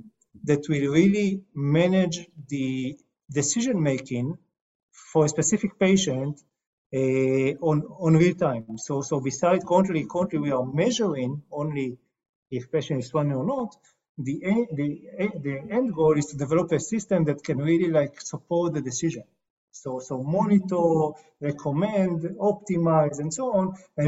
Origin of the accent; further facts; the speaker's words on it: Israel; I'm coming from Israel.